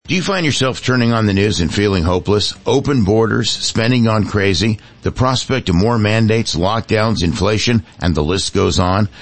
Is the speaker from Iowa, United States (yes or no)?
no; Bay Area, California, United States; I grew up in the Bay Area